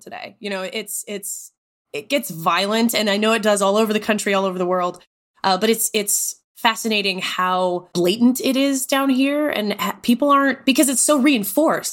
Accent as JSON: {"language": "English", "region": "Texas", "country": "United States", "tie": "born or raised there", "also_born_or_lived": "Tennessee", "moved": "as an adult", "said": "I grew up in Texas, lived in Tennessee"}